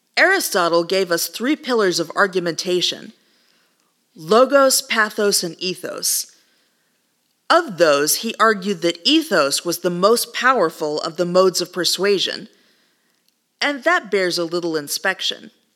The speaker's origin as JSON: {"language": "English", "region": "Texas", "country": "United States", "tie": "born or raised there", "said": "I was raised on tacos and fajitas. It's as Texan as the day is long."}